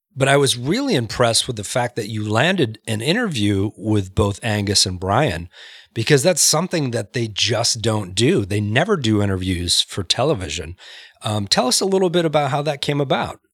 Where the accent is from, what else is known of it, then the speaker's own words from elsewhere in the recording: Maine, United States; I grew up in Maine